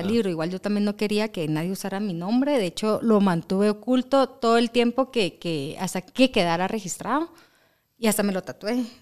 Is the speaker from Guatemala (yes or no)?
yes; Guatemala